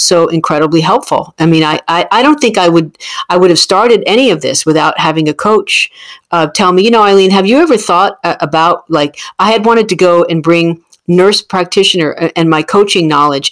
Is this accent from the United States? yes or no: yes; New Jersey, United States; I'm from New Jersey